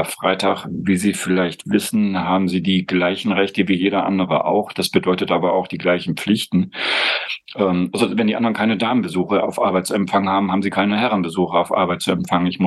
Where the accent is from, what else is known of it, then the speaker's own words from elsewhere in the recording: East Germany, Germany; Und ich als ähm, Ossi hatte überhaupt kein Problem damit.